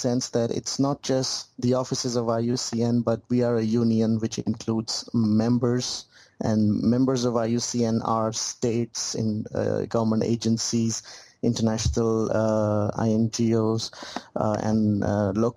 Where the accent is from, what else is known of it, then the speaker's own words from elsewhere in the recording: Pakistan; moved away as an adult; I'm from Pakistan